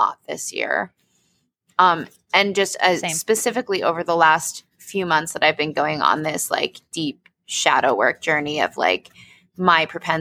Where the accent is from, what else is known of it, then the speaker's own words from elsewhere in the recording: New York City, New York, United States; moved away as an adult; also born or lived in Boston; now in Denver, United States; I grew up in New York fucking city